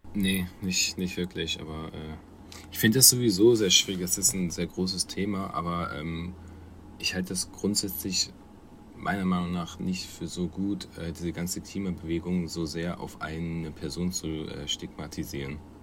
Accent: Germany; als Deutscher

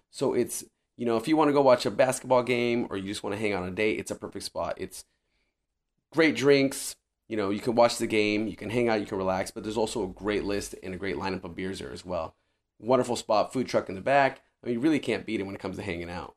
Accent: Riverside County, California, United States; now in San Diego, United States; born and raised in Riverside County, it was kind of a homecoming for me of sorts

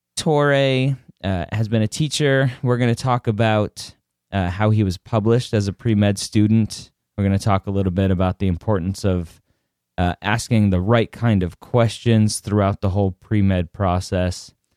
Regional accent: Redondo Beach, California, United States; I grew up in um, Redondo Beach

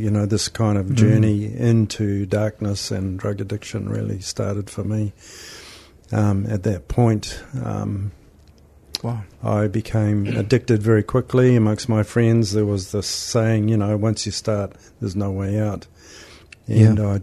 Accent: Auckland, New Zealand; I was born in Tamaki Makaurau, youngest of five

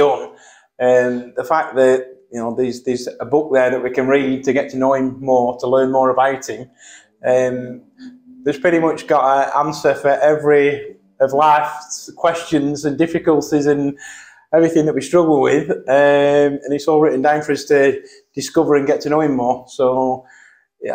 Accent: Burnley, North West England, United Kingdom; moved away; The north of England, so the small town called Burnley near Manchester

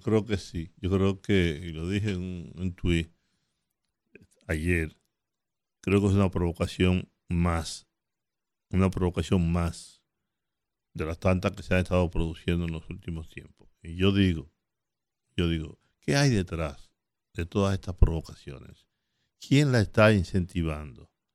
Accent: Dominican Republic; yo soy dominicano. Yo no soy haitiano

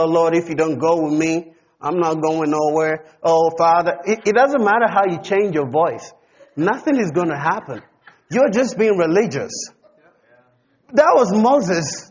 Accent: Ghana; I'm a heavenly citizen before I'm a Ghanaian

